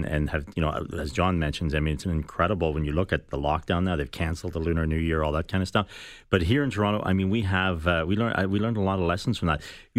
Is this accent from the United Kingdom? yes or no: yes; Belfast, Northern Ireland, United Kingdom; No, I'm from West Belfast. My idea of exotic is tartar sauce with a fish and chips.